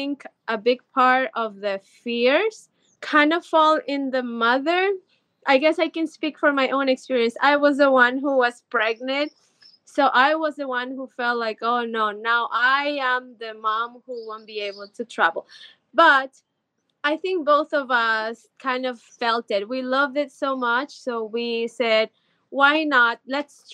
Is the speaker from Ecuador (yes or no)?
yes; Ecuador; moved away as an adult; now in California, United States; I'm originally from Ecuador, so I'm very, very Latina, but I've been living in California for a very long time, about 12 years or so